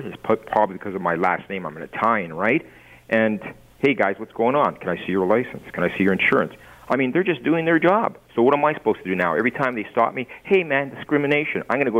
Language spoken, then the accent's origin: English; Toronto, Ontario, Canada; now in Fort Erie, Canada; I was raised in Toronto. I still have business in Toronto, so I go there once, twice, three times a week.